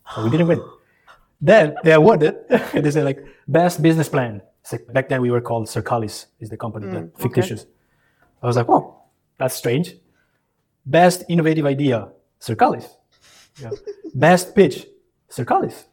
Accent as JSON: {"language": "English", "area": "Italian side of Switzerland", "region": "Ticino", "country": "Switzerland", "tie": "born or raised there", "also_born_or_lived": "Kosovo / Croatia", "moved": "as an adult", "lives_now": "Singapore", "said": "I grew up on the Italian side of Switzerland, and that's really where I started my education"}